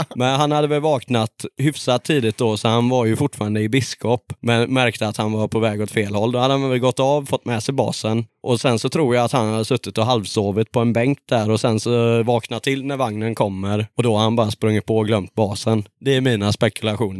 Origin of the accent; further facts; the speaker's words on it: Gothenburg, Västra Götaland, Sweden; vi är från Göteborg